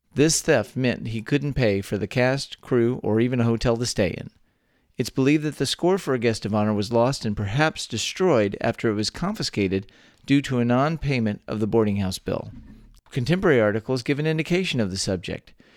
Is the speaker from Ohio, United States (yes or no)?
no; Texas, United States; born or raised there